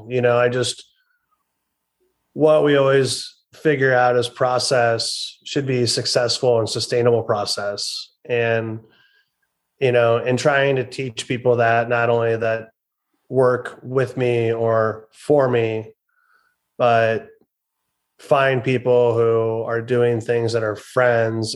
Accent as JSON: {"language": "English", "region": "Iowa", "country": "United States", "tie": "born or raised there", "said": "I grew up in Iowa"}